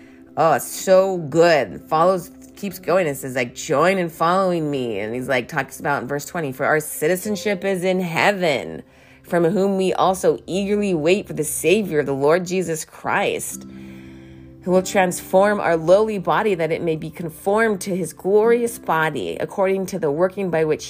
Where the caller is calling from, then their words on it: California, United States; I'm calling you from California.